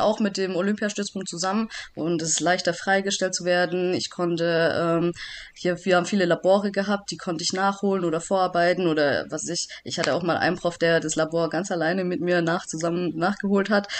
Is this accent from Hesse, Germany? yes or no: no; Backnang, Baden-Württemberg, Germany; now in Sindelfingen, Germany; komme aus Backnang, das ist auch immer noch mein Heimatverein